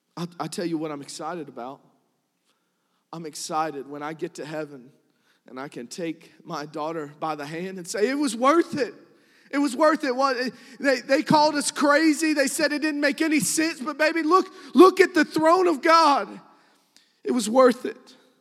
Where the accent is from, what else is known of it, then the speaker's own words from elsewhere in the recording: New Kent County, Virginia, United States; I'm from Newkent County